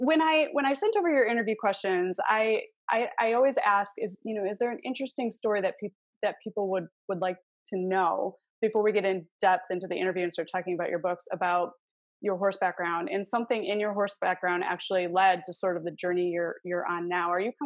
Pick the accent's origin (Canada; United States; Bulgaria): United States; Michigan; now in Arizona, United States; I grew up in Michigan